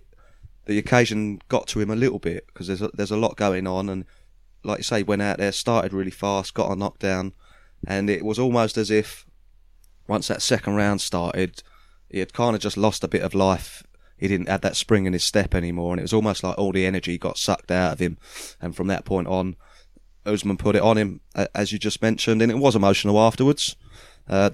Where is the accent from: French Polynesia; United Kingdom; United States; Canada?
United Kingdom; as British lads